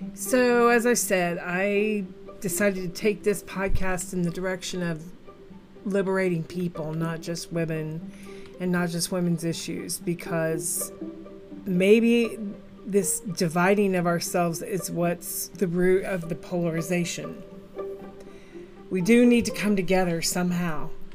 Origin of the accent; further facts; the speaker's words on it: Midwest, United States; I'm a Midwesterner